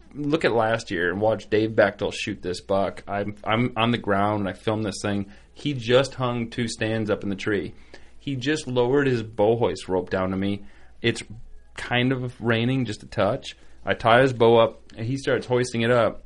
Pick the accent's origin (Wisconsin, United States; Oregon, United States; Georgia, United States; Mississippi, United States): Wisconsin, United States; we're being from Wisconsin, I mean, a big piece by us is like 20 acres